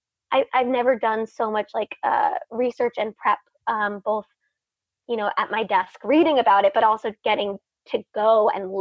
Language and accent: English; United States; as an American